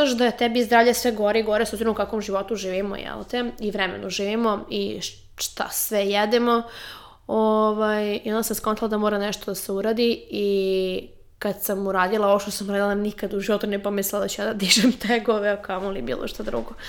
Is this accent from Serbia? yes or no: yes; Serbia; kod nas u Srbiji